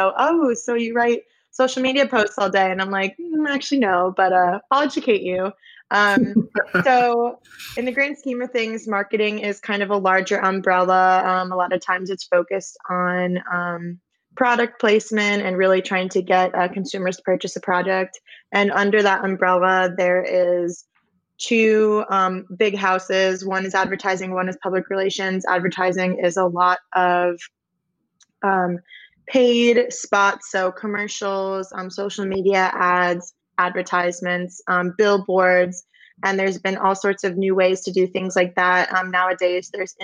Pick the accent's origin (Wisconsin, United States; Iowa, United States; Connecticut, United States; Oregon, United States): Connecticut, United States; Simsbury; moved away as an adult; also born or lived in Alabama; I grew up in Simsbury, Connecticut